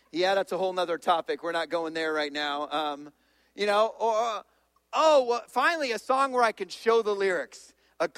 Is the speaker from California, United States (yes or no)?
yes; California, United States; I'm from California